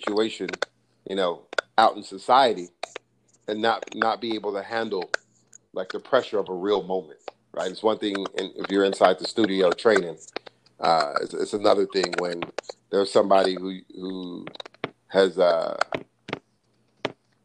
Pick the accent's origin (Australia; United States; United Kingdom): United States; Los Angeles, California; being a Giants fan growing up in Los Angeles